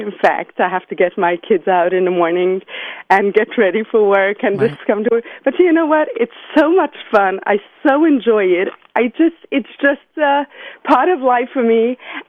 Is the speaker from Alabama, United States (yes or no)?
no; New York City, New York, United States; I was born and raised in Brooklyn, New York. I still live there today. I'm a mother of 7 beautiful children